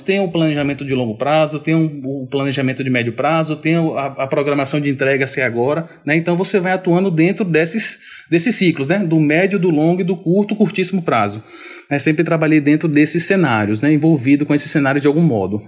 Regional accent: Mundo Novo, Bahia, Brazil; also born or lived in Salvador; Eu sou do sertão da Bahia. Eu sou de uma cidadezinha chamada Mundo Novo.

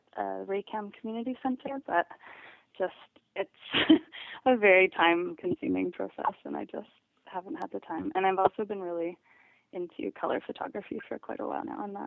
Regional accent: Mission, British Columbia, Canada; I grew up in Mission, which is about an hour from Vancouver.

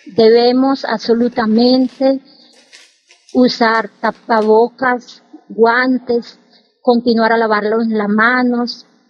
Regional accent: Arauca, Colombia; moved away as an adult; also born or lived in Bucaramanga, Colombia / Brescia area, Italy; now in Italy; Yo soy del departamento de Arauca

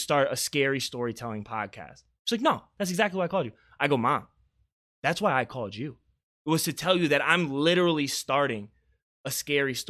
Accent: Beaufort, South Carolina, United States; moved away; where I'm from in the small town of Beaufort, South Carolina

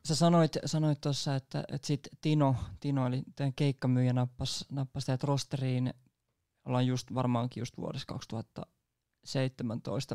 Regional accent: Nummela, Uusimaa, Finland; mä oon itsekin Nummelasta

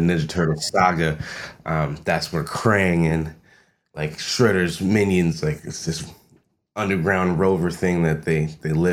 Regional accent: Long Island, New York, United States; I grew up on Long Island

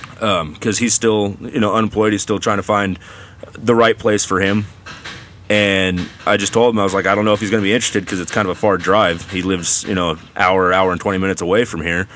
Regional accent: Gaston, Oregon, United States; also born or lived in Hillsboro, Oregon / Banks, Oregon; grew up actually in Gaston and Banks. Went to both both schools. Uh, kind of raised in Gaston and then finished off at high school, uh, Banks High School

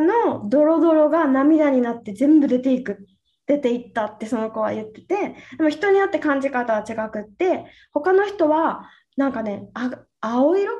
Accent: Okinawa, Japan; 私の地元沖縄よね

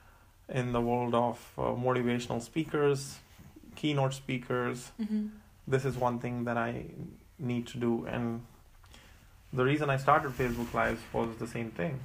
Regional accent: India; now in Michigan, United States; I'm from India. And right now we are in Michigan.

